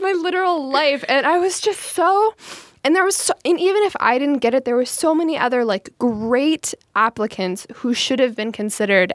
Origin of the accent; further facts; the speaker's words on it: Streamwood, Illinois, United States; my hometown's women's club, I was like, Streamwood Women's Club. And, like, my hometown is tiny. It's, it's, it's like a northwest suburb of Chicago